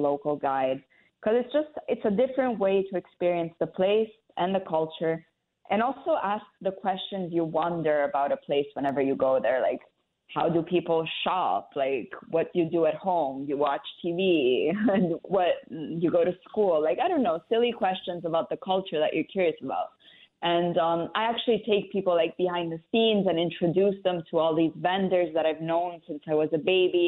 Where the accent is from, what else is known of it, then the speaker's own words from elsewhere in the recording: Rome, Lazio, Italy; also born or lived in London, United Kingdom; I was born in Rome. And so I've lived here all my life, so I consider myself Italian.